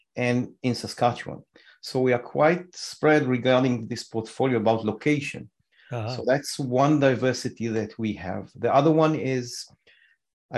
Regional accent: Israel; moved away as an adult; We came from Israel.

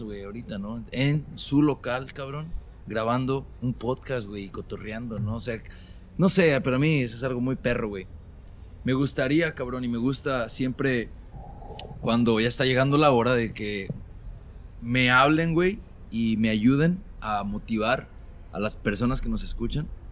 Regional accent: Mexico; now in Sacramento, United States; como migrantes y como mexicanos

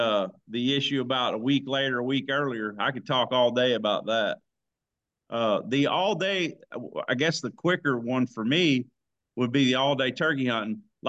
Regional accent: Sikeston, Missouri, United States; also born or lived in Texas County, Missouri; My dad took a job when I grew up in Sykeston, Missouri. My dad took a job with a postmaster job in Texas County just for the turkey hunt. And we moved there in the 80s in the golden era of Texas County, Missouri.

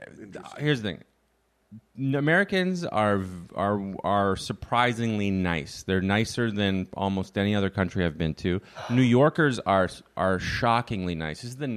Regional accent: Canada; moved away as an adult; now in United States; here's the thing about being Canadian is I don't think there's any two countries that are more similar.

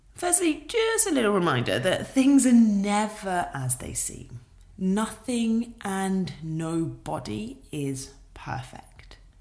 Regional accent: United Kingdom; being British

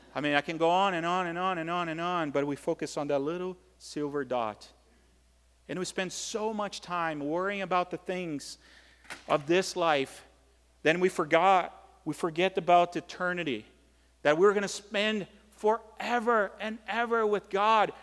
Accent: Brazil; moved away; growing up in Brazil

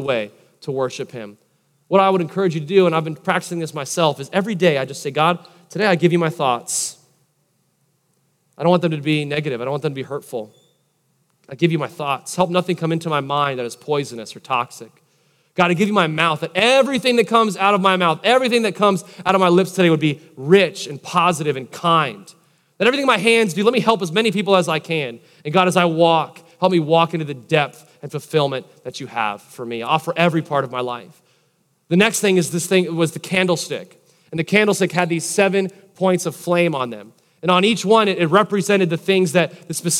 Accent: Palm Harbor, Florida, United States; I grew up in Palm Harbor, Tarpon Springs area

